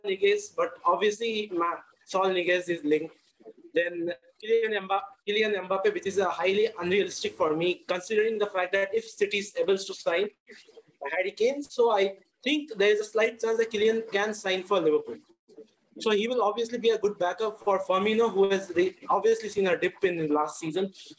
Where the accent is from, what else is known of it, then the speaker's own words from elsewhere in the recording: Kolkata, West Bengal, India; now in Chennai, India; I'm from Kolkata, but I currently reside in Chennai.